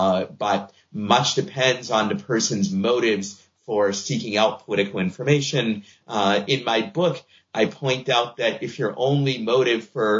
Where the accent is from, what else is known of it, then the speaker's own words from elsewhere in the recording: Boston, Massachusetts, United States; I'm a Red Sox fan because I grew up in Boston